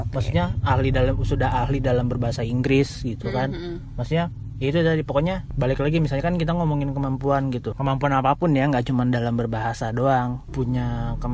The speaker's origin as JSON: {"language": "Indonesian", "town": "Padang", "region": "West Sumatra", "country": "Indonesia", "said": "ya aku karena ya aku orang Padang."}